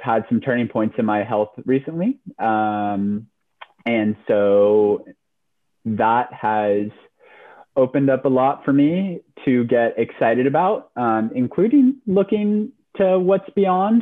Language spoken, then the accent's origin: English; Lafayette, California, United States; moved away; I am from Lafayette, which is in the East Bay area, so up north, so yeah. California, all the way for me.